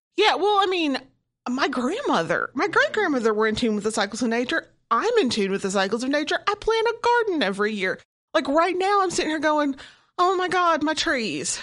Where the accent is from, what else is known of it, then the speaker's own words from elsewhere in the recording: Arkansas, United States; I grew up in Arkansas